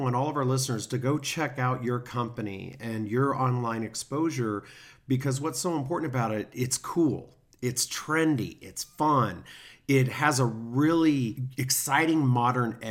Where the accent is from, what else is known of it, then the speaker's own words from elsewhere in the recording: Kansas City, United States; moved away; I'm from Kansas City, so very similar area, very similar community